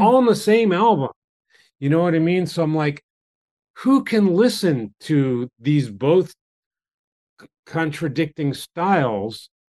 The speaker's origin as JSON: {"language": "English", "country": "United States", "tie": "born or raised there", "moved": "as an adult", "lives_now": "Japan", "said": "when I grew up in America"}